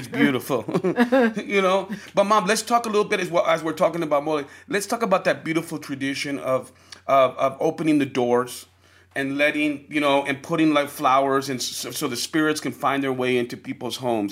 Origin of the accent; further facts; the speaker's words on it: New York City, New York, United States; also born or lived in El Paso; growing up in New York City